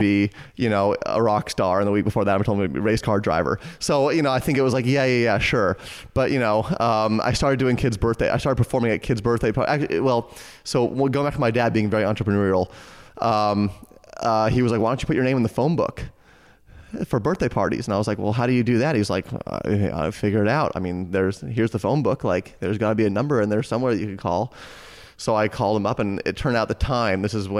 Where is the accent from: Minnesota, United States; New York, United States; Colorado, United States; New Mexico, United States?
Colorado, United States; Boulder; I grew up in Boulder, Colorado